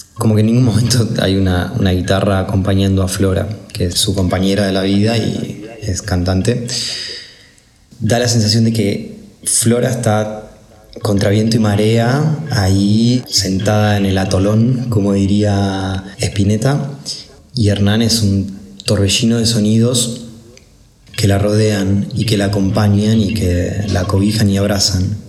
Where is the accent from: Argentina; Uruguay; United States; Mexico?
Argentina; Buenos Aires; soy un músico de Buenos Aires